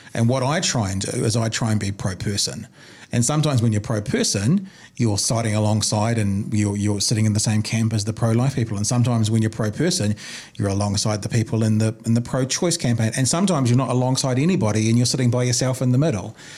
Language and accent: English; New Zealand; I'm a New Zealander